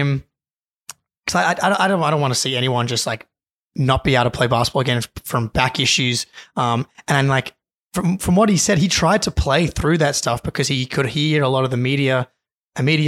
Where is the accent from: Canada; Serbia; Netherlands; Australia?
Australia; as an Australian